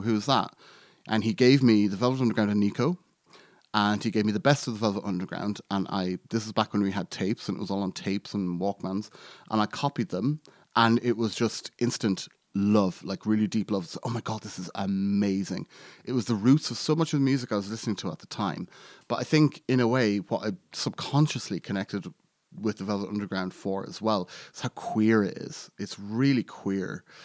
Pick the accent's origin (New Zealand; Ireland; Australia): Ireland; I'm Irish and I grew up in Ireland and I grew up in a very small town in Ireland